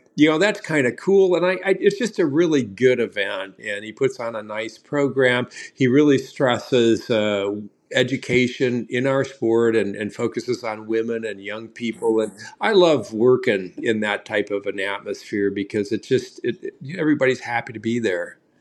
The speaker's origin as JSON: {"language": "English", "region": "Southern Illinois", "country": "United States", "tie": "born or raised there", "moved": "yes", "lives_now": "Wisconsin, United States", "said": "I grew up in Southern Illinois"}